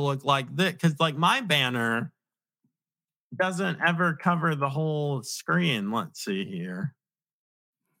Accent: Virginia, United States; also born or lived in Long Island, New York; I claim to be from Virginia though, because I was raised in Virginia, but I'm from Long Island

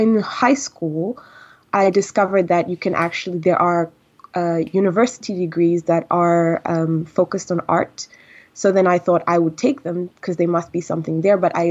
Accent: Tanzania; moved away; I'm actually Tanzanian and I grew up in Tanzania

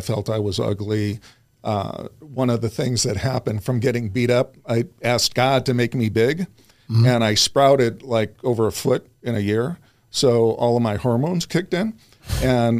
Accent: Park Ridge, Illinois, United States; I grew up in the suburbs of Chicago, Park Ridge, Illinois

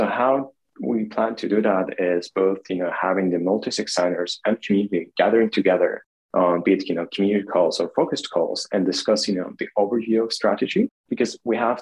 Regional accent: Kharkiv, Kharkiv Oblast, Ukraine; now in Kyiv, Ukraine; I grew up in Kharkiv, which is the second largest city in Ukraine

